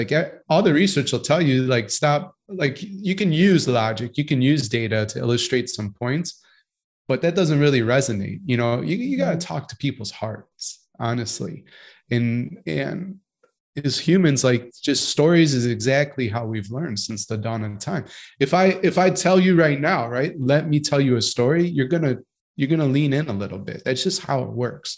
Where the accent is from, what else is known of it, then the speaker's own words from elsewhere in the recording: Chicago, Illinois, United States; I'm from Chicago